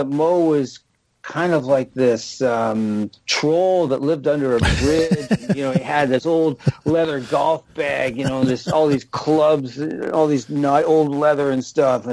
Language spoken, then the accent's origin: English; London, Ontario, Canada; I grew up in London, Ontario, in southern Ontario.